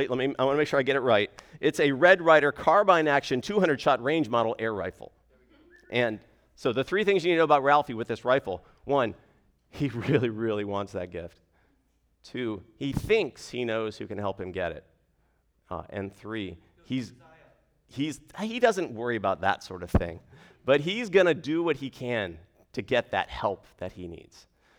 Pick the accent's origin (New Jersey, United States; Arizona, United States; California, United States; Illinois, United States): Arizona, United States; now in Fairfax, United States; So I am from Arizona originally. I grew up in a gospel preaching church.